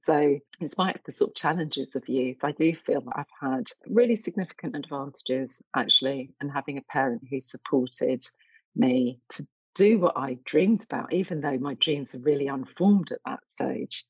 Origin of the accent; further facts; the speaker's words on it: London, United Kingdom; also born or lived in Essex; i grew up in east london child of jamaican immigrants